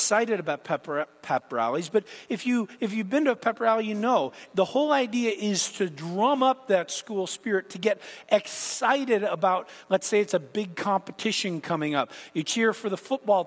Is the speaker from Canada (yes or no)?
yes; Canada; moved away; growing up in Canada